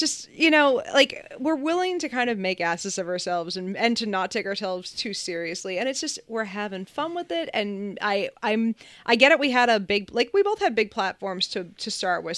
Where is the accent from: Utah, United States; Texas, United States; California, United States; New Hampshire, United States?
New Hampshire, United States; also born or lived in Massachusetts; I grew up in New Hampshire